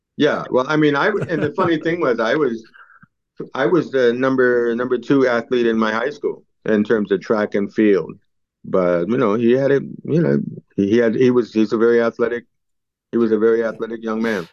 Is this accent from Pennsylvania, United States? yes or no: no; New York City, New York, United States; I grew up in East Harlem